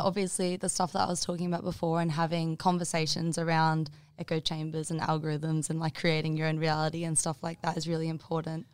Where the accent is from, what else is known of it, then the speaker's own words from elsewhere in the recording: Bundaberg, Queensland, Australia; also born or lived in Maleny, Queensland; I moved from Bundaberg to Mullaney in grade nine.